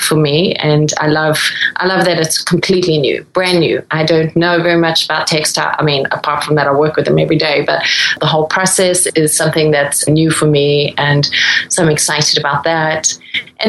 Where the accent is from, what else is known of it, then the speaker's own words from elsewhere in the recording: Durban, KwaZulu-Natal, South Africa; moved away; also born or lived in Netherlands; where I grew up in Durban